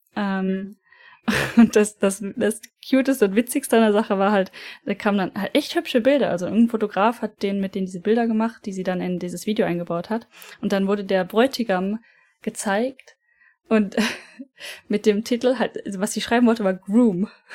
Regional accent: Germany; bei uns in Deutschland

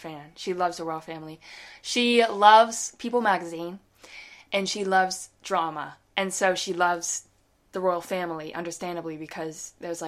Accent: United States; now in United Kingdom

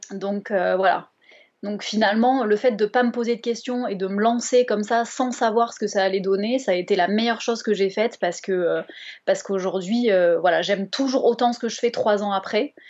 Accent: Bordeaux, Nouvelle-Aquitaine, France; Je viens de Bordeaux

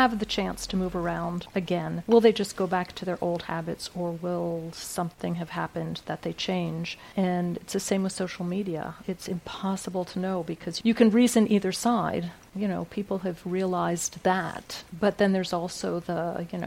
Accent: United States; now in France; I'm the American

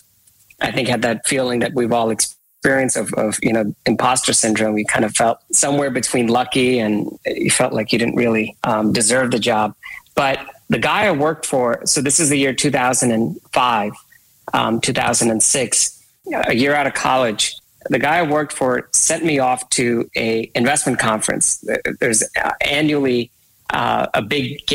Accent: India; I was born and raised in India.

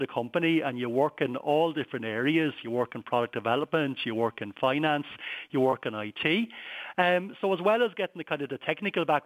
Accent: Wexford, Leinster, Ireland; moved away; also born or lived in Curracloe; I grew up in Wexford.

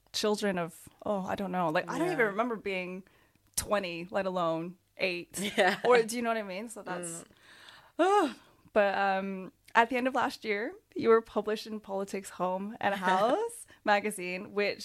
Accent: Canada; moved away as an adult; also born or lived in South Korea; now in United Kingdom; I grew up in Canada

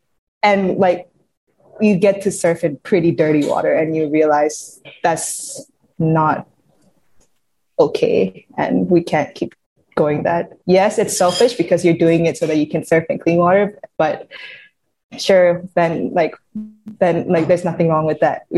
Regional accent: Yangon, Yangon Region, Myanmar; I grew up in Yangon, so I had no ocean around me.

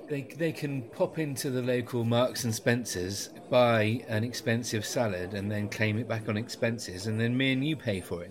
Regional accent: West Country, South West England, United Kingdom; because I'm from the West Country

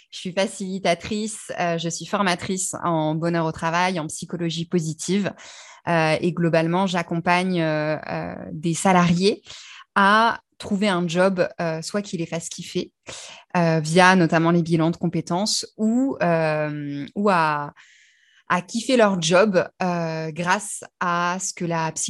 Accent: Brittany, France; alors d'où je viens, disons de Bretagne. je suis fille de marin, donc j'ai beaucoup beaucoup déménagé et j'ai choisi que j'étais bretonne.

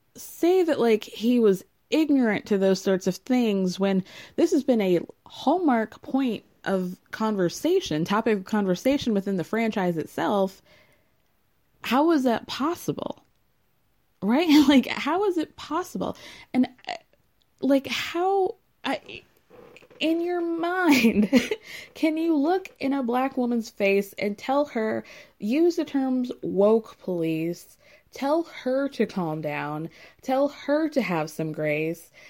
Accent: Georgia, United States; I'm from Georgia

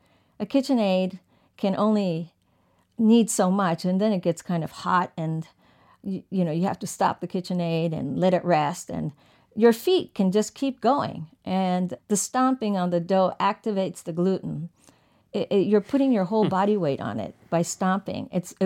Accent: Tokyo, Japan; So I grew up partially in Tokyo

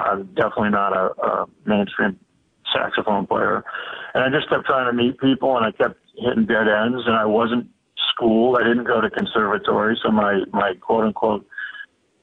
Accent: Boston, Massachusetts, United States; also born or lived in Montreal; growing up in the Boston area

